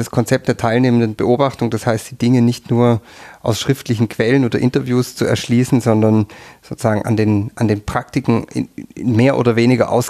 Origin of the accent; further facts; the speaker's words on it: Southern Germany, Germany; now in Austria; ich komme aus Süddeutschland und ähm, bin dann irgendwann erst in Tirol gelandet.